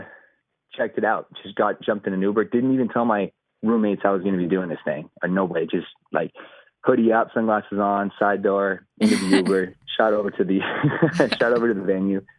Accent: Calgary, Alberta, Canada; moved away as an adult; now in Texas, United States; who I grew up with back in Calgary, Canada

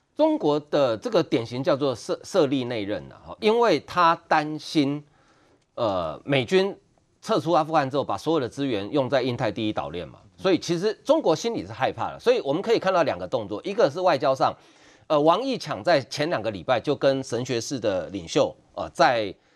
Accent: Taiwan; 身为一个台湾人

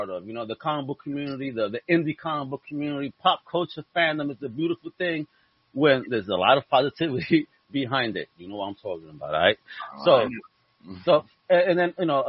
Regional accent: New York, United States; I grew up in New York

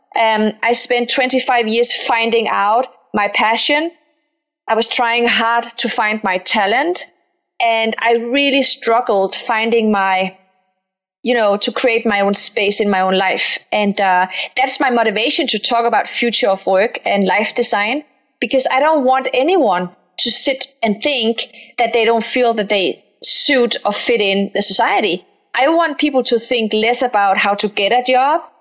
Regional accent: Denmark; accent: Danish; now in Palo Alto, United States; I'm Danish Moroccan. I grew up in Denmark, so if I have a funny accent, that's because I'm Danish

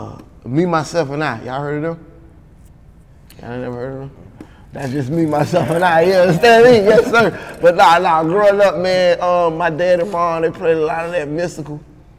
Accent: Kansas City, Missouri, United States; I'm from Kansas City.

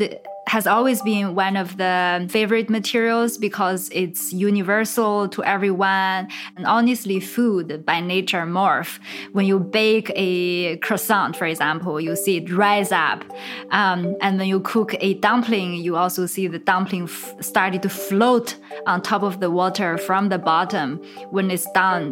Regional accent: China; moved away; I'm from China

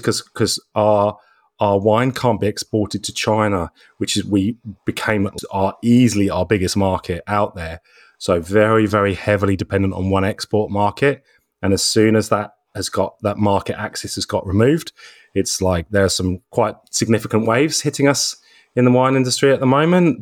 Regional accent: Norfolk, East of England, United Kingdom; moved away as an adult; also born or lived in London; now in McLaren Vale, Australia; originally from the UK, so I come from Norfolk in England.

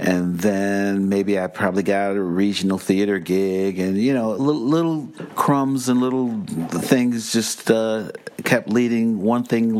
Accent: Cleveland, Ohio, United States; moved away as an adult; also born or lived in New York; now in West Milford, United States; I'm from Cleveland, Ohio

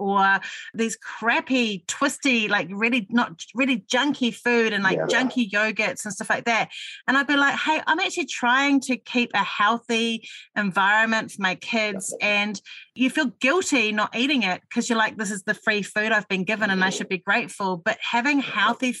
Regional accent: Auckland, New Zealand; I was raised on the North Shore of Auckland

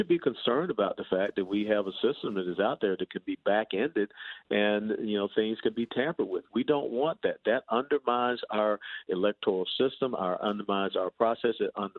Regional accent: Georgia, United States; now in Texas, United States; I was born and raised in Georgia

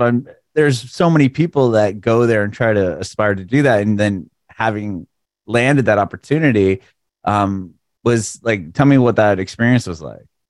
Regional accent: San Diego, California, United States; now in Tennessee, United States; I'm from San Diego originally, and then I moved to south of Nashville

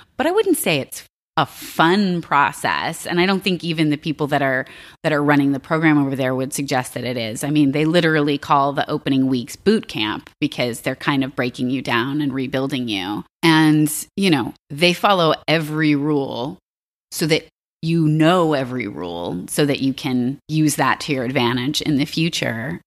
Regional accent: Alexandria, Virginia, United States; I grew up in Virginia.

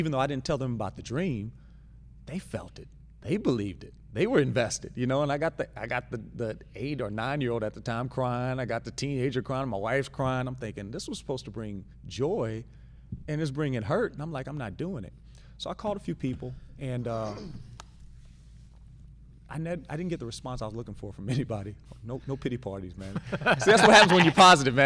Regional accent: Louisiana, United States; I'm from Louisiana

